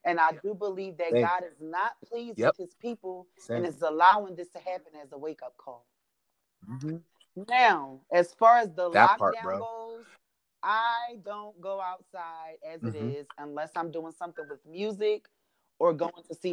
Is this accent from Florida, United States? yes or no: no; Philadelphia, Pennsylvania, United States; moved away; I'm from Philly